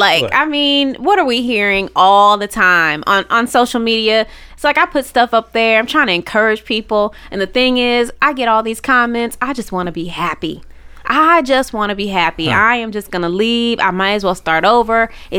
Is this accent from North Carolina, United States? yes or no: no; Dallas, Texas, United States; No. Here, Dallas.